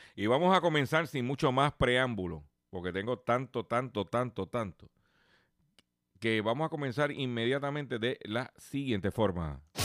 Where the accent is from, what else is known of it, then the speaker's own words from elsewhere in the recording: Puerto Rico; nosotros somos territorio y somos parte de los Estados Unidos